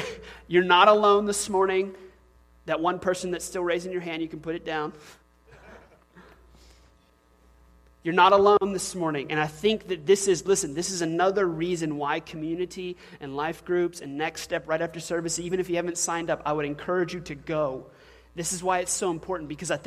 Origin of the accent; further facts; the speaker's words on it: the South, United States; I'm a man from the South